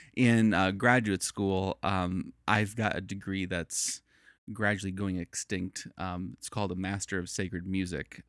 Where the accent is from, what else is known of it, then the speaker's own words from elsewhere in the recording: Chicago, Illinois, United States; moved away as an adult; also born or lived in Northern Virginia / Chattanooga; I'm originally from Chicago and, uh, born, born in the city, raised in the suburbs